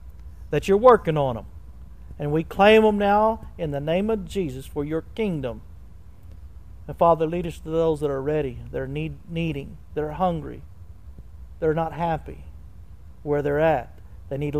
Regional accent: Tulsa, Oklahoma, United States; I was raised basically in Victory Christian Center with Billy Joe Doherty, Tulsa, Oklahoma

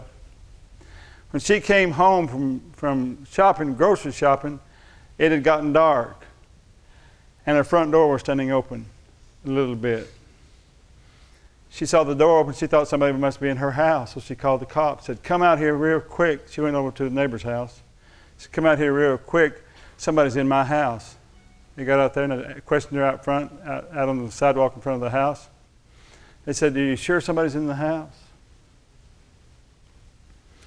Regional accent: Thackerville, Oklahoma, United States; They used to call us Thackerville thugs. I'm from Thackerville. You know where that is over in Love County?

